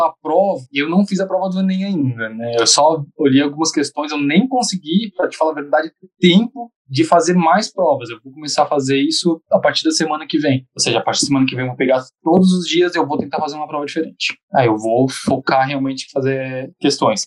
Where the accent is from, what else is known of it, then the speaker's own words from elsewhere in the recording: Santa Catarina, Brazil; eu de Santa Catarina